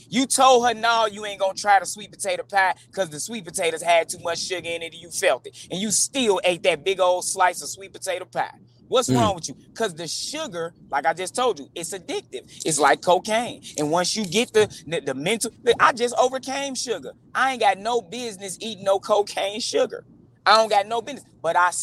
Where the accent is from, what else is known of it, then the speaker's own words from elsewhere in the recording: Chicago, Illinois, United States; growing up in the Chicago street gang culture